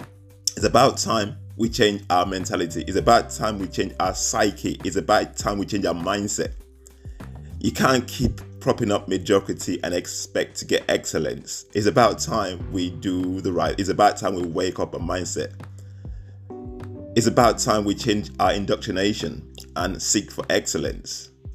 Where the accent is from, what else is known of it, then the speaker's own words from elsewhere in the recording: Nigeria; my home country, Nigeria